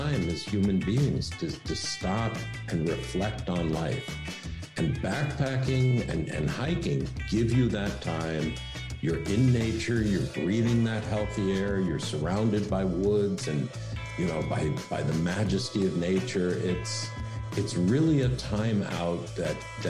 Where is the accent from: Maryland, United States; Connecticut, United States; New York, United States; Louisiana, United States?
Connecticut, United States; I grew up in Connecticut.